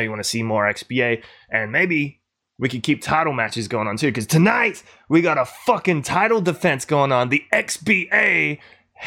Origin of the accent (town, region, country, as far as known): Adelaide, South Australia, Australia